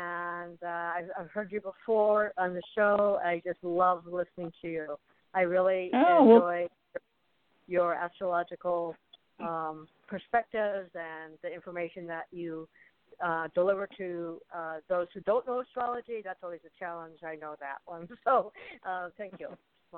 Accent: Berkeley, California, United States; born there; I was born in Berkeley, California.

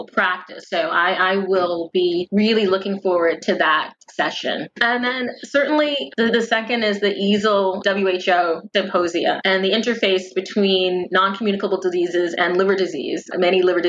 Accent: United States; an American patient and patient advocate

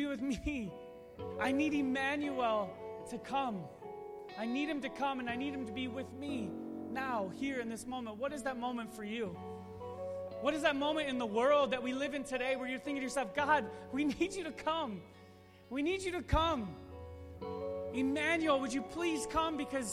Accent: Chicago suburbs, Illinois, United States; I grew up in the Chicago suburbs

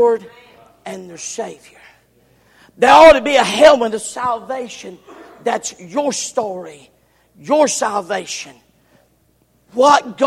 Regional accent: the South, United States; I'm from the South

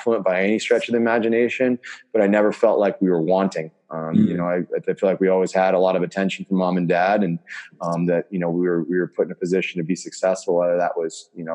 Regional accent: Southern Maine, United States; I was born in Southern Maine, actually. I was nowhere near Chicago.

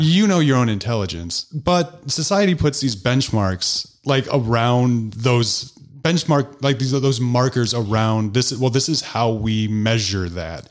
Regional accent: DeKalb, Illinois, United States; now in New Glarus, United States; I grew up in DeKalb, which is ten, I think, thirty thousand

